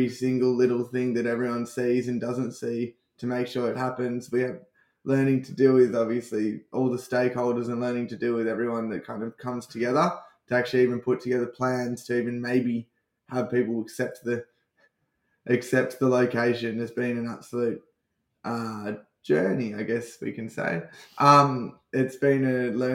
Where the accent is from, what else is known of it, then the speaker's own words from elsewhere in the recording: Sydney, New South Wales, Australia; growing up on the Northern Beaches